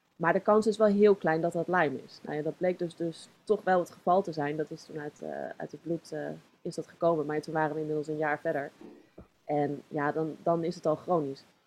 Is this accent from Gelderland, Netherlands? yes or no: no; Zoetermeer, South Holland, Netherlands; also born or lived in Leidschendam; geboren in Leidschendam. Ik, eh, woon, eh, ik woonde toen in Zoetermeer. En eh, daar ben ik opgegroeid